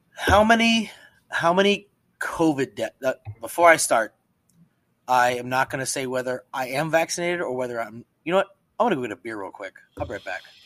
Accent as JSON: {"language": "English", "region": "Pennsylvania", "country": "United States", "moved": "yes", "said": "I'm from Pennsylvania"}